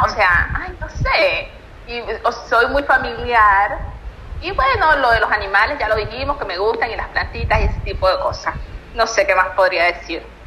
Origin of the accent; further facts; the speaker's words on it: Venezuela; moved away as an adult; now in Argentina; soy venezolana y yo digo, no, yo no tomo mate, allá en Venezuela no existe eso